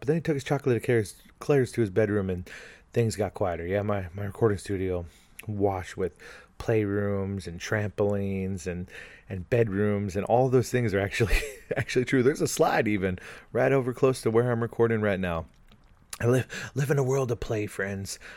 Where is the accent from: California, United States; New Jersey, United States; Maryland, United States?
California, United States; I'm from California